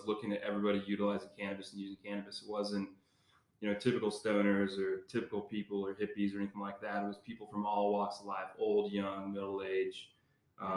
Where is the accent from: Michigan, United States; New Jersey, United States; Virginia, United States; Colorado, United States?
Colorado, United States; Lamar; Born and raised in Lamar, Colorado